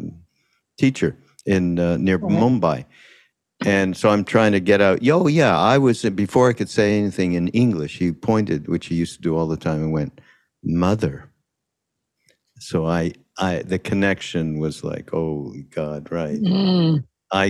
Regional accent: Montreal, Quebec, Canada; I'm from Montreal, so I spoke French.

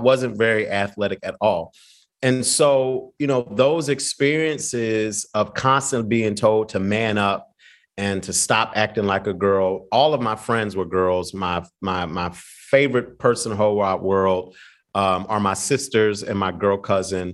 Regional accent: Philadelphia, Pennsylvania, United States; I'm from Philly

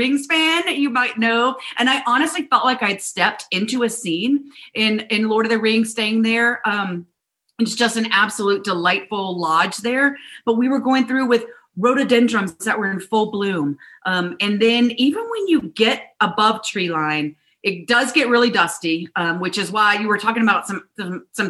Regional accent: South Carolina, United States; I grew up in South Carolina

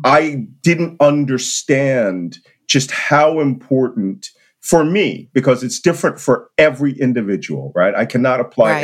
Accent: Philadelphia, Pennsylvania, United States; I'm from Philadelphia

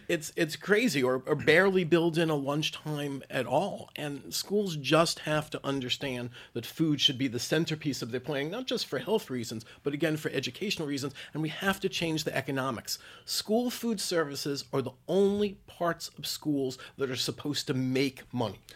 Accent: New York City, New York, United States; my hometown of New York City

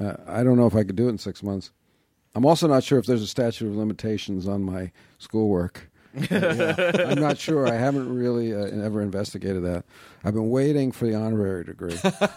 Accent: New York, United States; I grew up in New York, yeah.

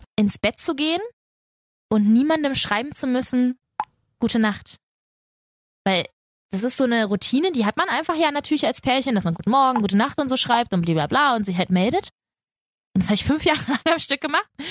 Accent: Spain; ich bin Spanierin.

